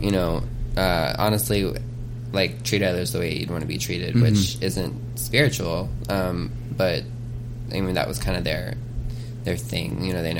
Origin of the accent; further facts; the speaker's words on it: Muskogee, Oklahoma, United States; I was born in Muskogee, Oklahoma.